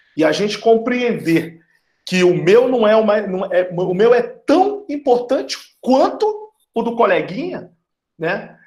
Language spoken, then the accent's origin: Portuguese; Rio de Janeiro, Brazil; moved away as an adult; also born or lived in Amazon; eu sou carioca, sou aí do Rio de Janeiro, cresci no subúrbio do Rio de Janeiro